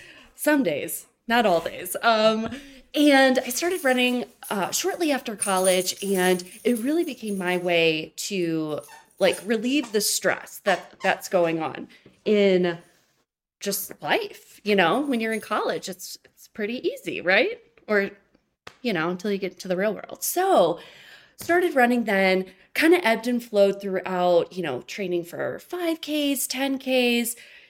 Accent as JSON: {"language": "English", "region": "Michigan", "country": "United States", "said": "And I'm originally lived in Michigan. So I moved from Michigan to Colorado."}